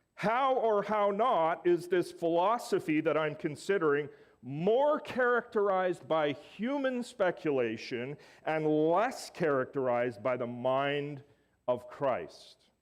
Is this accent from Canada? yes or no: yes; Alberta, Canada; Growing up in Alberta